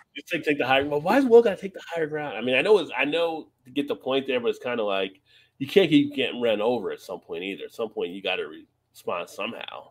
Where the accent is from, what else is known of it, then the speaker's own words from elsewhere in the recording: East Coast, United States; I'm from the East Coast